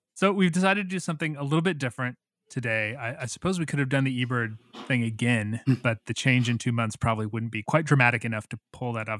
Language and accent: English; Missouri, United States; also born or lived in the Triangle, North Carolina; now in Guilford County, North Carolina, United States; Back when I grew up in Missouri